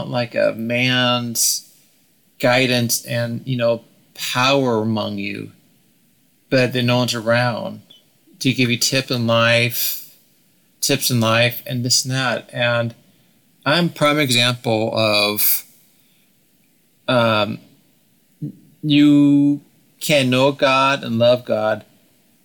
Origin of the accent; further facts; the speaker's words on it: Oregon, United States; I grew up in Oregon